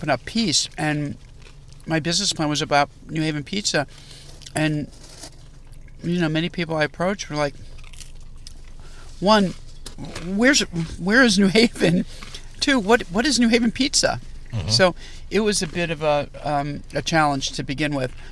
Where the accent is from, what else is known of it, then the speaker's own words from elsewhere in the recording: New Haven, Connecticut, United States; now in Chicago, United States; I grew up in New Haven, which has what I believe to be the best pizza in the world